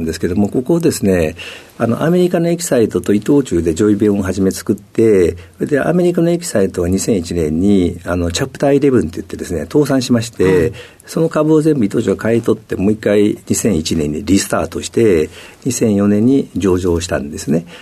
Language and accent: Japanese; Kobe, Hyogo, Japan; 兵庫県の神戸市です。